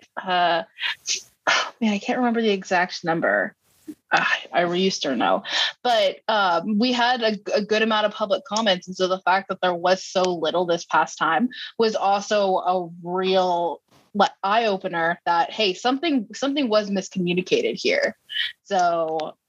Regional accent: Texas, United States; as a Texan and as somebody who was also in the industry

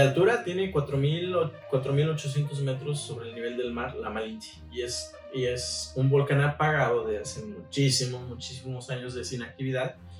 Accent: San Antonio Coajomulco, Tlaxcala, Mexico; now in Puerto Vallarta, Mexico; Yo soy del estado de Tlaxcala y lo vuelvo a decir, soy de por allá

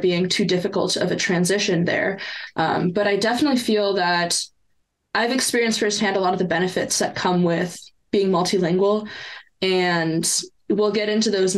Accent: Canada; first language French and Italian; English is a second language; I'm Canadian, and yes, it's a bilingual country, but it is very, very much an English speaking country, especially if you're not in Quebec, which I wasn't

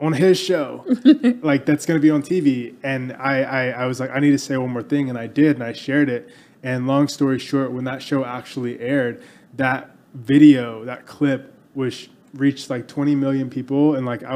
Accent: Texas, United States; growing up in Texas, like every kid here

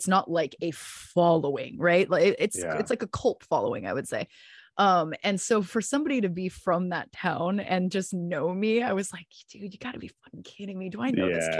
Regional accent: San Diego, California, United States; So I consider my hometown San Diego, because I spent a good majority of my partial time with my dad there. And then I went to the first part of my college career in San Diego and spent many years there.

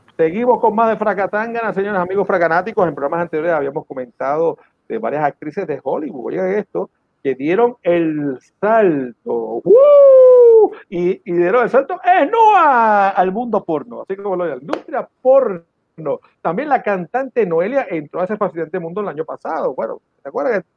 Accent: Venezuela; moved away; cuando crecí en Venezuela en los 70 y los 80

